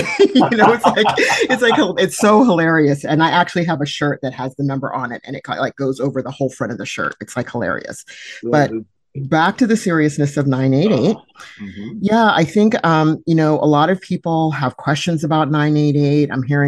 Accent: California, United States; I happen to be in Nebraska today, even though I'm from California

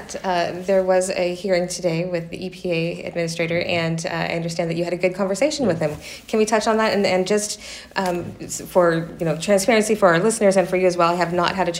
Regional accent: California, United States; I'm from California

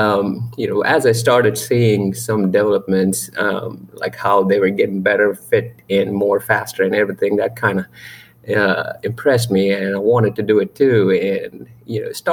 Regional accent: Bangalore, Karnataka, India; now in Charlotte, United States; I'm basically from Bangalore, India

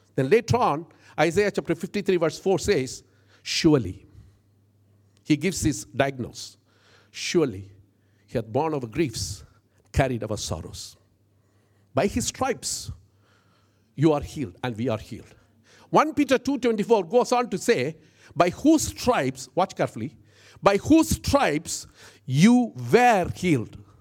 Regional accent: India; I'm an Indian

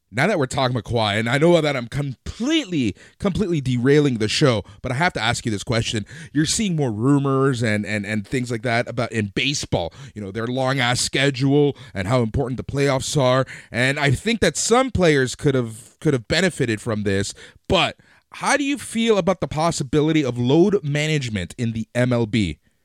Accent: Toronto, Ontario, Canada; we're from Toronto

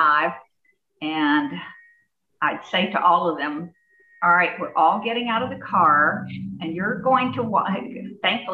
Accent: Jacksonville, Florida, United States; I'm from Jacksonville, Florida.

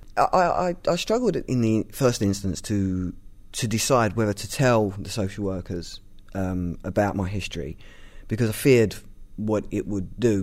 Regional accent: London, United Kingdom; I'm from East London

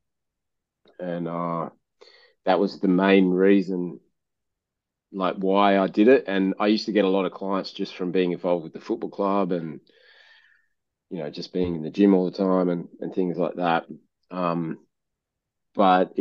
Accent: Kalgoorlie, Western Australia, Australia; moved away as an adult; now in Perth, Australia; I was born in Kalgoorlie, which is like a country town. And I got asked to move to Perth to play football. And, you know, I left home.

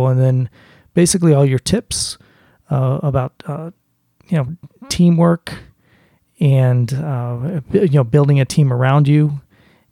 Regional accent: Boston, Massachusetts, United States; as a Bostonian

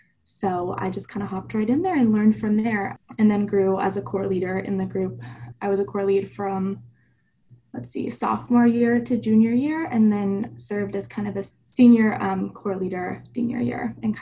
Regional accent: Falcon, Colorado, United States; also born or lived in Louisiana; now in Arizona, United States; I was born in Louisiana, moved about seven times. I think Arizona is the seventh place I've lived, but spent all of my high school career in Falcon, Colorado at Falcon High School with the S2S program there.

